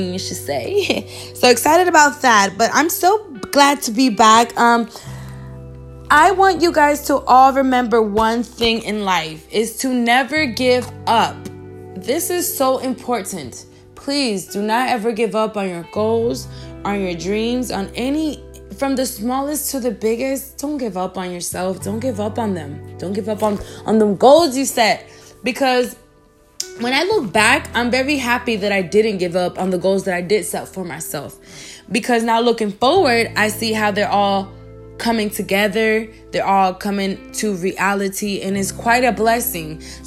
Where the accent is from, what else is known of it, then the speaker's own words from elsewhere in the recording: Alaska, United States; now in Miami, United States; I grew up in Alaska